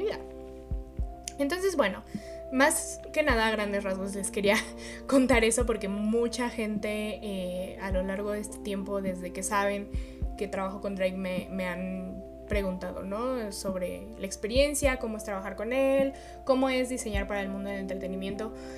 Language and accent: Spanish; Mexico; yo soy mexicana